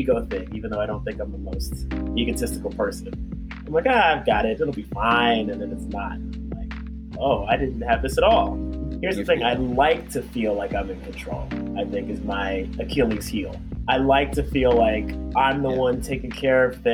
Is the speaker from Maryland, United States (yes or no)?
yes; Maryland, United States; also born or lived in Ghana; my brother and I were born and raised in Maryland